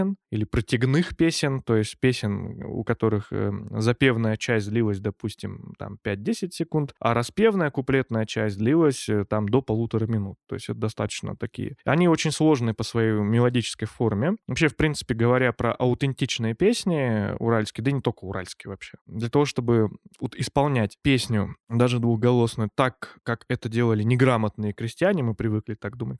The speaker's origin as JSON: {"language": "Russian", "town": "Pervouralsk", "region": "Sverdlovsk Oblast", "country": "Russia", "said": "сам я происхожу из Первоуральска, и моя мама, она как раз тоже из Первоуральска"}